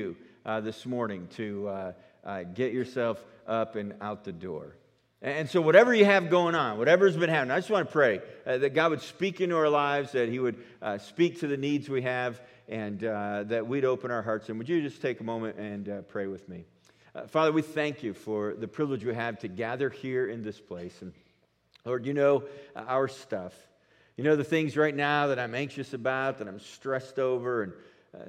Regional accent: New York, United States; now in Colorado, United States; I'm from New York

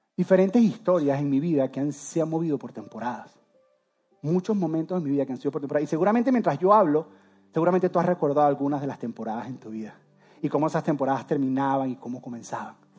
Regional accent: Venezuela; moved away as an adult; Yo soy de Venezuela, yo amo Venezuela

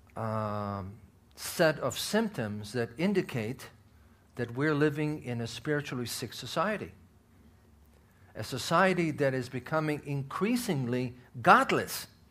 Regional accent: Israel; moved away; I'm from Israel

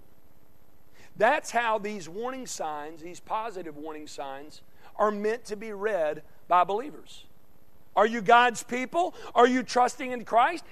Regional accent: Conway, Arkansas, United States; moved away; my hometown of Conway, Arkansas

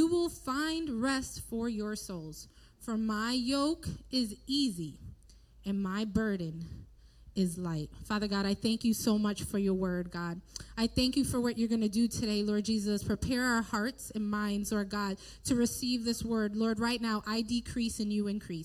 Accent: Bridgeport, United States; I was born and raised in Bridgeport, born and raised in a church right around the corner from here in Bridgeport

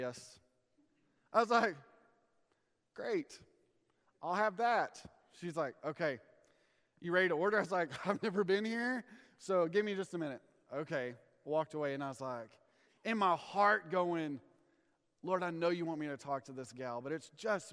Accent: Amarillo, Texas, United States; I'm from Amarillo, Texas

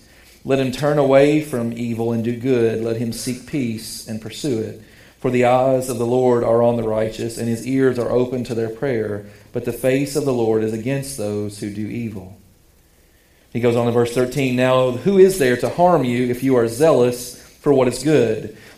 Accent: United States; We are the minority as American Christians

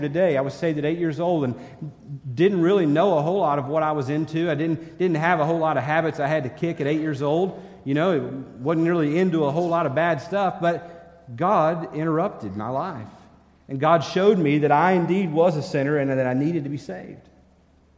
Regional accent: Minnesota, United States; I'm from Minnesota.

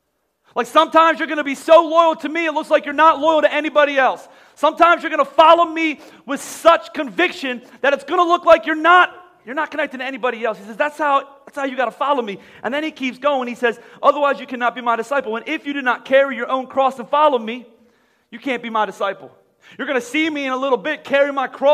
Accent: United States; I'm from America

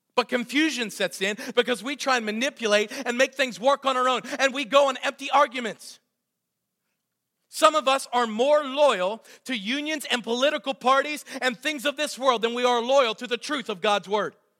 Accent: Southwestern Pennsylvania, United States; I was raised in Southwestern PA like many of you

